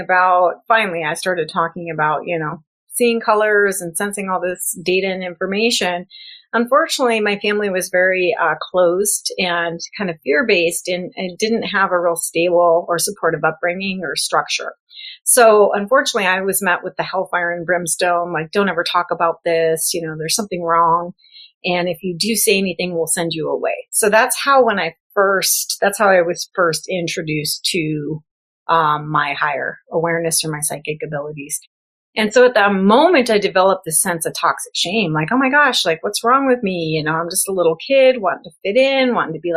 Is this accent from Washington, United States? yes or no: no; South Dakota, United States; also born or lived in Florida / Los Angeles / New Mexico; now in California, United States; I was raised in South Dakota in the middle of nowhere, pre-internet